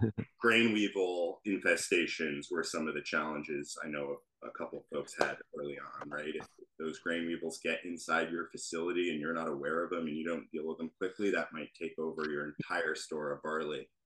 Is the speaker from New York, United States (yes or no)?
yes; Columbia County, New York, United States; we're both from Columbia County